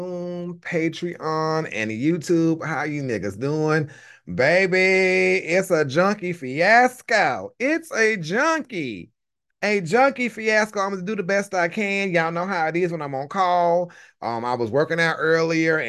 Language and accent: English; the rural South, United States; I'm from the South. I'm from the rural South